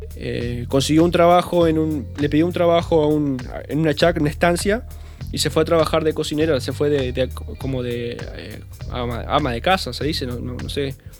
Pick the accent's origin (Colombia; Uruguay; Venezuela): Uruguay; also born or lived in Bella Unión, Uruguay; fue en Yum donde más o menos empiezo a tener un poco de conciencia o los recuerdos